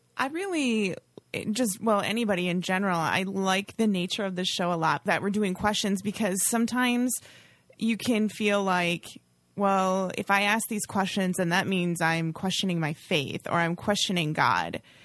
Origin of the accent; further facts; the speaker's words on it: Oshkosh, Wisconsin, United States; I grew up in Oshkosh